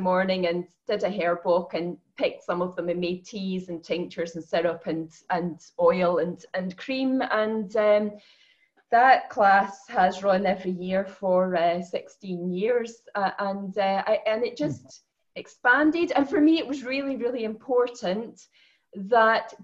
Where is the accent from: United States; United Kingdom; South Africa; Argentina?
United Kingdom; the west of Scotland; also born or lived in Edinburgh; I grew up in Scotland, the west of Scotland.